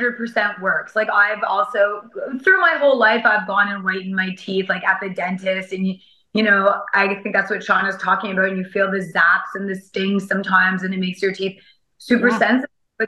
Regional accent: Mexico; English is a second language; but I'm from Mexico. So in Mexico, sadly, we have, well, it's not sadly, but fortunate at the same time, we have the same weather the whole year.

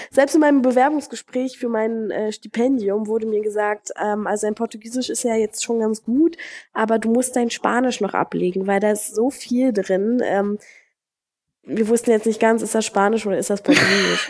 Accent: Germany; moved away as an adult; now in Brazil; mich auch nicht als Deutsche ansehen würden

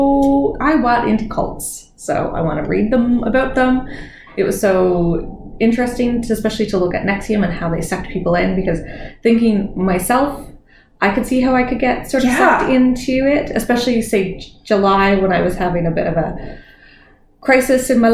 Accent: Newfoundland and Labrador, Canada; I grew up in Newfoundland, so we were starting drinking much before 17

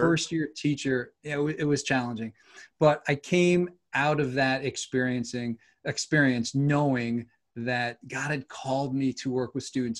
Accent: New York, United States; moved away as an adult; also born or lived in Seattle suburbs / Southern California; growing up in New York, you know, winters are not pleasant here

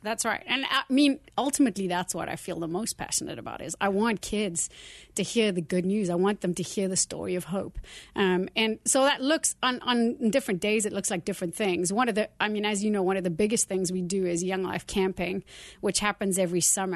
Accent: South Africa; moved away as an adult; now in United States; I grew up in South Africa and lived there for the first sort of thirty years of my life

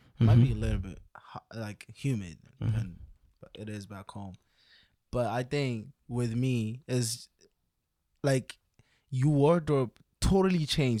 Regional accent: Ethiopia; Like, I'm from Ethiopia.

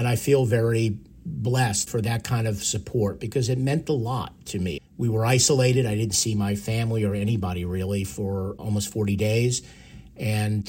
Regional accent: Long Island, New York, United States; growing up on Long Island, it's … country

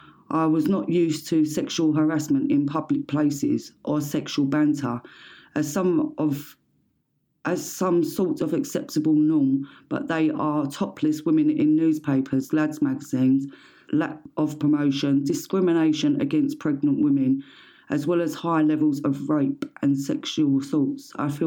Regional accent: Canada; As a Canadian who is also black, I find myself in this funny area of immigration Venn diagram.

